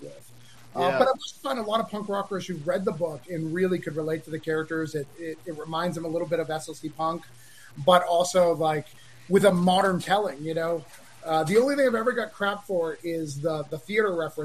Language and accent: English; Rochester, New Hampshire, United States; I grew up in Rochester